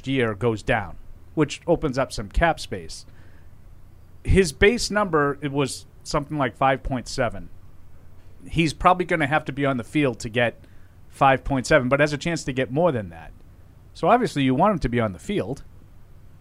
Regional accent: New England, United States; I grew up in New England

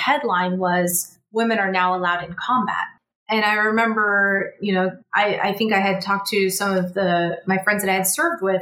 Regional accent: California, United States; moved away as an adult; I'm from California, and I went to boot camp in South Carolina

